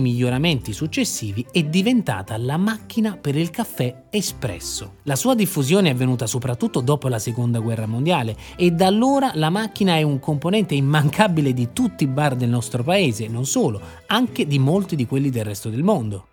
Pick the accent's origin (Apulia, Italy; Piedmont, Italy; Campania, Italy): Campania, Italy; Naples; moved away as an adult; io sono napoletano